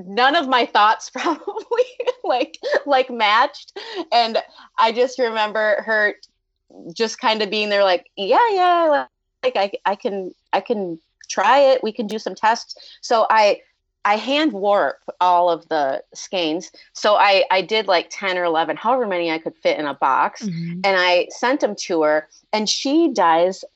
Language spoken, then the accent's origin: English; Minnesota, United States; I'm from Minnesota.